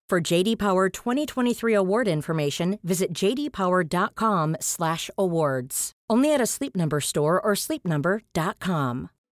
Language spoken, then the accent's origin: French; Valence, Auvergne-Rhône-Alpes, France; J'étais obligée d'aller au Carrefour en, bas de chez moi à Valence dans la Drôme